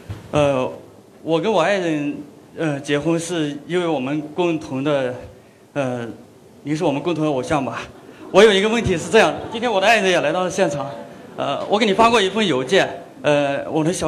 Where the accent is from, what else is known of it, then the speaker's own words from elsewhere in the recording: Shuozhou, Shanxi, China; now in Guangzhou, China; 我是那个来自山西朔州的， … 呃，我是那个天下山西名人的呃那个驻广州的这边的记者